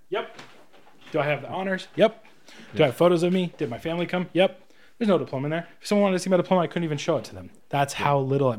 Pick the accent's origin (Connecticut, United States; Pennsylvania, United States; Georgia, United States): Georgia, United States; Atlanta; I'm a PA from Atlanta.